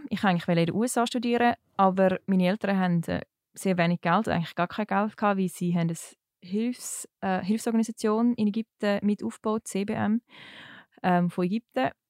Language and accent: German; Switzerland; Also der Hauptgrund war wirklich, als Schweizerin kannst du in die Schweiz kommen und kannst eigentlich... Ähm, da gratis studieren.